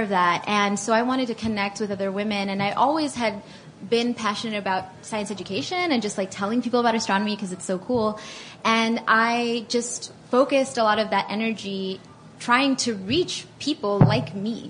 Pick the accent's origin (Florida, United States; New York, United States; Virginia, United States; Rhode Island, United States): Florida, United States; Miami; moved away as an adult; also born or lived in Atlanta; I grew up in Miami, so a lot of Hispanic people.